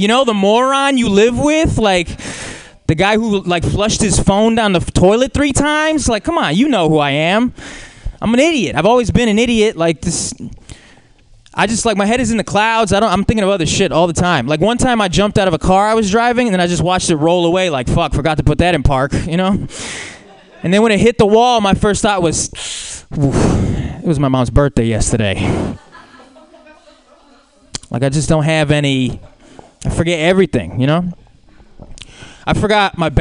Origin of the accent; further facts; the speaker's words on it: Brazil; as a Brazilian